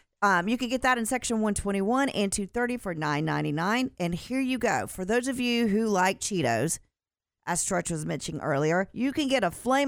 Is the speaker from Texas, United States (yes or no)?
yes; Texas, United States; I'm from Texas